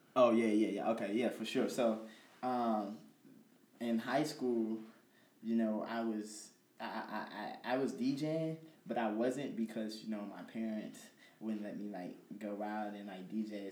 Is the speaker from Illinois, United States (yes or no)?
yes; Chicago, Illinois, United States; moved away as an adult; now in Peoria, United States; I'm actually from Chicago, um, but you know I'm out here for school, going to Bradley